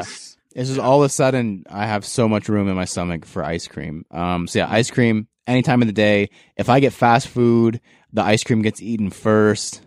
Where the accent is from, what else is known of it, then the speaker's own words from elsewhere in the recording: Canada; as a Canadian